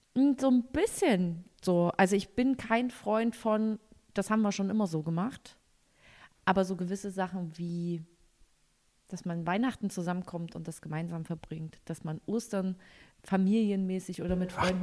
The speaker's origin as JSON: {"language": "German", "region": "East Germany", "country": "Germany", "said": "ich komme aus dem Osten"}